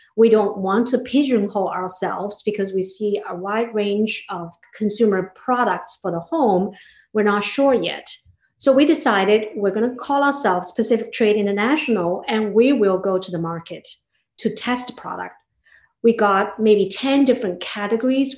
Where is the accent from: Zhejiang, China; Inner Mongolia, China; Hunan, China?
Zhejiang, China; Hangzhou; moved away as an adult; now in United States; I grew up in China in a beautiful city called Hangzhou